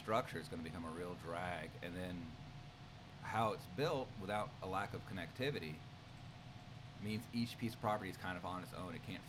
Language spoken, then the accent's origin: English; Gwinnett County, Georgia, United States; I was driving between Lawrenceville and Snellville, and I grew up there